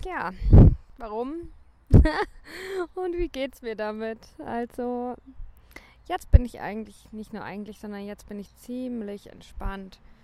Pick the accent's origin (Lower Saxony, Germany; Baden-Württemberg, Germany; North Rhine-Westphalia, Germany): Baden-Württemberg, Germany; St. Leon-Rot; moved away as an adult; also born or lived in Sal, Cape Verde; Ich komme aus St. Leon Roth. Ich habe noch nie nicht in Deutschland gelebt.